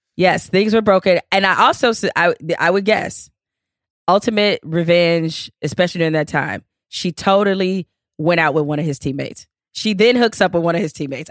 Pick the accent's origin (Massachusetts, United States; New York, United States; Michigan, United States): Michigan, United States; Detroit; me growing up in Detroit